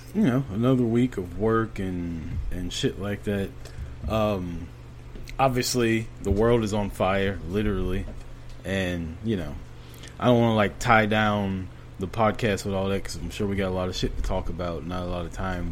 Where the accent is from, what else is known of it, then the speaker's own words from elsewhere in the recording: United States; we're American.